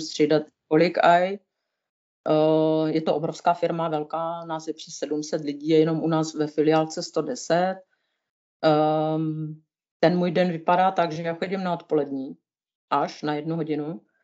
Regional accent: Moravia, Czechia; moved away as an adult; now in Switzerland; já jsem z Moravy

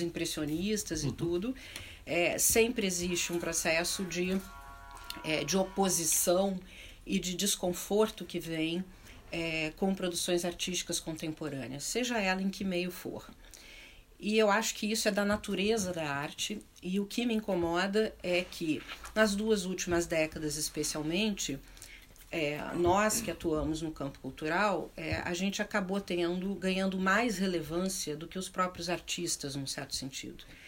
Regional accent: Porto Alegre, Rio Grande do Sul, Brazil; also born or lived in Chicago; eu cresci em Porto Alegre, é, no sul, no extremo sul do, do, do Brasil

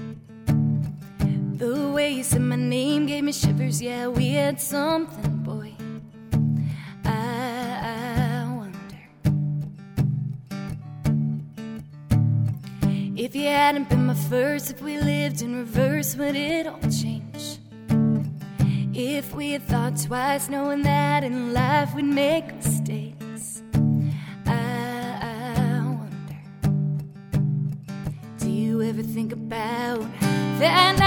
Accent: Billerica, Massachusetts, United States; moved away as an adult; now in Nashville, United States; I grew up in Billerica, Massachusetts.

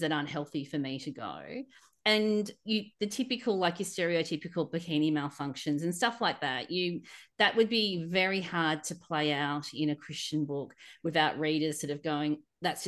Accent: Australia; being an Aussie

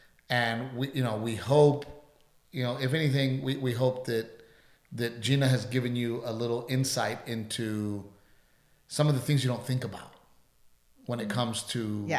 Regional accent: South Texas, United States; us growing up in South Texas, where we grow things

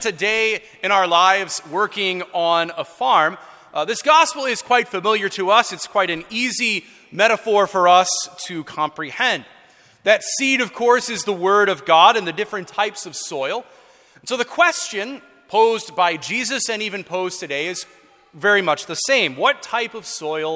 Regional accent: Florissant, Missouri, United States; I grew up in North County in St. Ferdinand Parish.

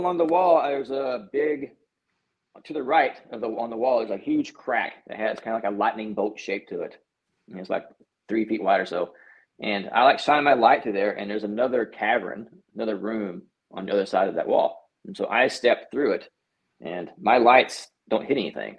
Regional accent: North Texas, United States; I grew up in Texas, mm-hmm. small town in North Texas

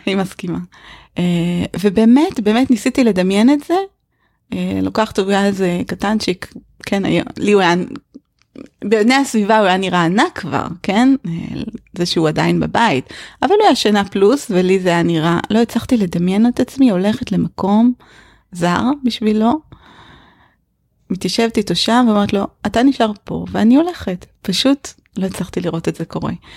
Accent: Israel; also born or lived in northern Israel; כשגדלתי בקיבוץ

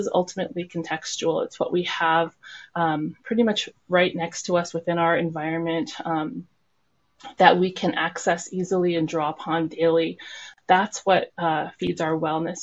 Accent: Nenana, Alaska, United States; also born or lived in Anchorage, Alaska; now in Fairbanks, United States; I grew up in Nenana, so I'm very influenced by the Tanana Athabascan people of the Nenana region

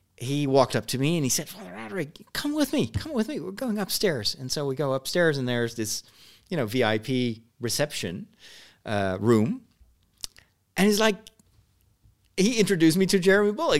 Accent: Netherlands; I was a bit of a, an alien there because I came from the Netherlands

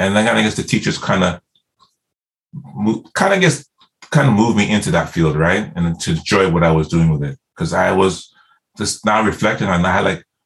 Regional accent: Nottingham, East Midlands, United Kingdom; moved away; I'm from Nottingham

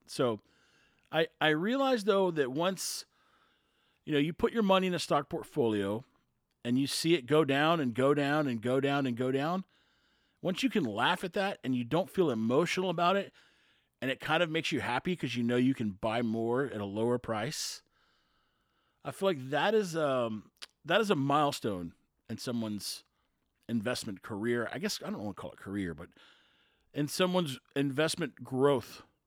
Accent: Texas, United States; We're Texan

